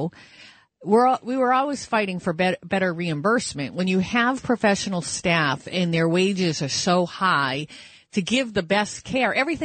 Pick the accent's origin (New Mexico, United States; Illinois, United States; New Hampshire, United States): New Hampshire, United States; Manchester; now in New York City, United States; Adam Sandler's from my hometown, Manchester, New Hampshire